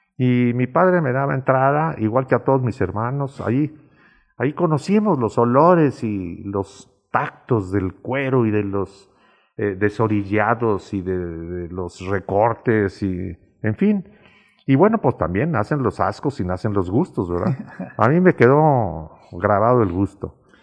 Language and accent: Spanish; Calle Sol, Guanajuato, Mexico; la casa de mis padres estaba del otro lado del parque, en la calle Sol